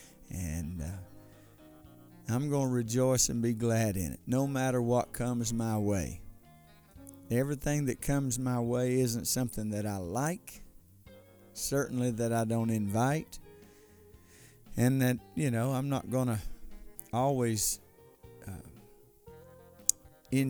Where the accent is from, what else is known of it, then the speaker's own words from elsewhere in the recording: United States; As an American